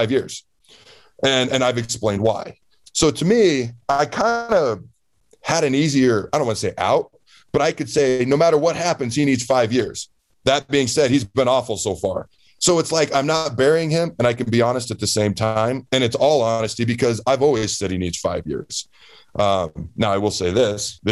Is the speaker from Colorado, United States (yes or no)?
no; Washington, United States; moved away; I grew up in the state of Washington